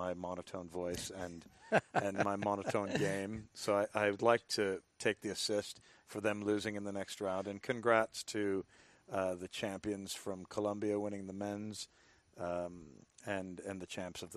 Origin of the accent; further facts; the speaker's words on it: United States; I've grown up playing some baseball and hockey as an American. You grow up playing some of these sports over here in the States